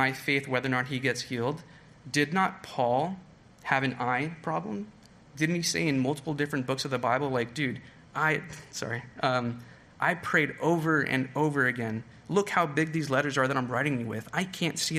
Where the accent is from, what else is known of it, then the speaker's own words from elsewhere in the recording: California, United States; moved away; I'm from California